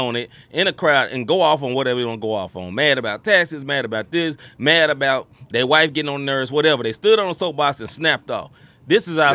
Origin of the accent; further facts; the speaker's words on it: Memphis, Tennessee, United States; now in St. Louis, United States; I am from originally from Memphis, Tennessee. I love my home